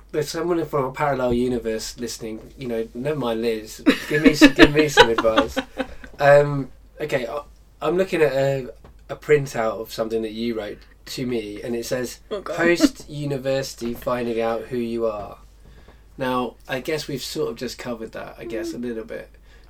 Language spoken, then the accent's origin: English; Lancaster, North West England, United Kingdom; now in London, United Kingdom; I came from Lancaster, which is, I guess, like the Midwest. It's the it's in the north. It's a small town.